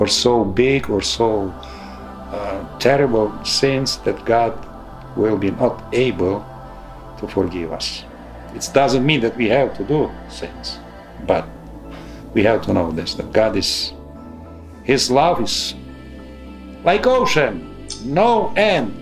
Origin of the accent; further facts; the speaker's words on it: Transcarpathia, Zakarpattia Oblast, Ukraine; English is a second language; moved away as an adult; now in Harrisburg, United States; I am a priest from Ukraine, Transcarpathia. Right now, I'm helping here in United States, in Pennsylvania, Harrisburg